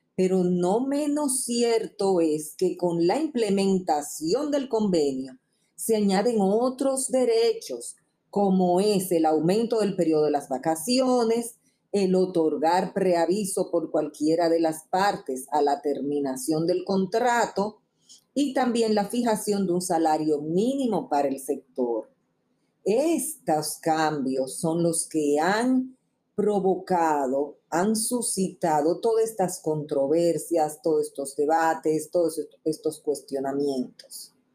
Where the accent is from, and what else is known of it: Dominican Republic